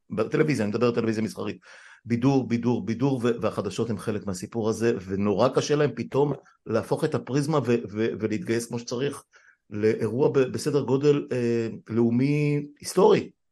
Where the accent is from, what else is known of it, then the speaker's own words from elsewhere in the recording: Afula, Northern District, Israel; אני גדלתי בעפולה בשנות ה-60